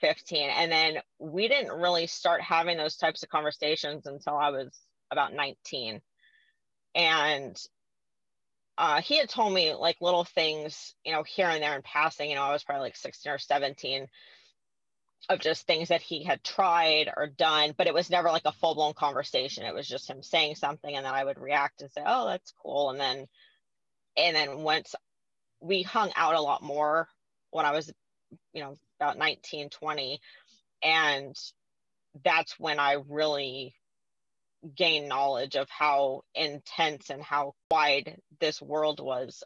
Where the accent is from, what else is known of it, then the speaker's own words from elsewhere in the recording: California, United States; moved away; I'm originally from California